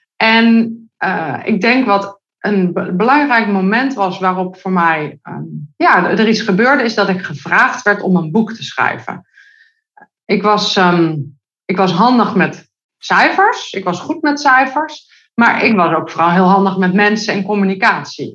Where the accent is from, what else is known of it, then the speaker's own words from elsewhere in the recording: Netherlands; Ik kom uit Nederland